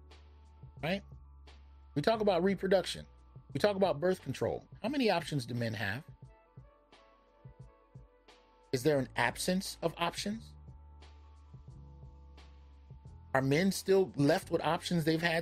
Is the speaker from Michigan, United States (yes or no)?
no; the Bay Area, California, United States; I grew up in the Bay